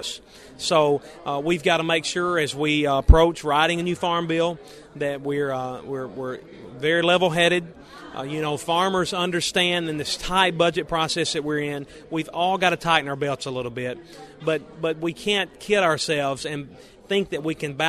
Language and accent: English; Frog Jump, Tennessee, United States; We're seven-generation cotton farmers. We're from the Frog Jump community in West Tennessee.